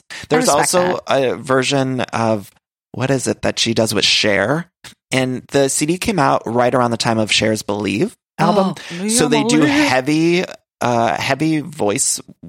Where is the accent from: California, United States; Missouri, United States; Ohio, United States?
Ohio, United States; Cleveland; I'm an Ohio gal myself. {S8} Yes. {S7} I'm from the Cleveland area